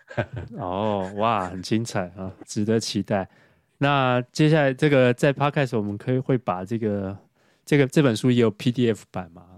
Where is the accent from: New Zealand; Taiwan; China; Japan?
Taiwan; 我们台湾